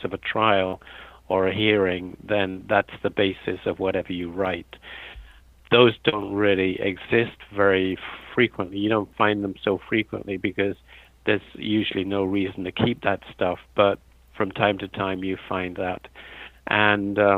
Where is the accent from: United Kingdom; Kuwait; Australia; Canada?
United Kingdom; London; moved away as an adult; also born or lived in Pennsylvania, United States; I'm a native of Britain, and I was born in London